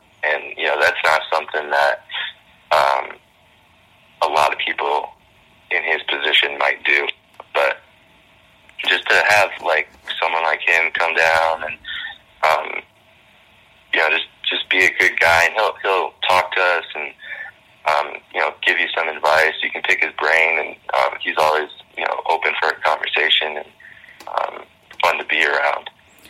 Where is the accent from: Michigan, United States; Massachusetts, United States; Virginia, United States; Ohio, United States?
Massachusetts, United States; Boston; born there; I was born in the Boston area, and all my family's Red Sox fans.